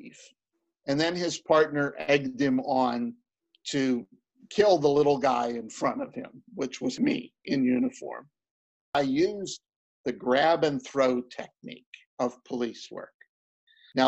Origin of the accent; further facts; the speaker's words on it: Homestead, Pennsylvania, United States; So I became a policeman too. It was in my hometown.